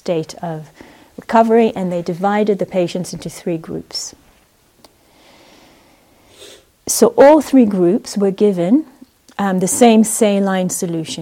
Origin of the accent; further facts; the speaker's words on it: Israel; moved away; I grew up in Israel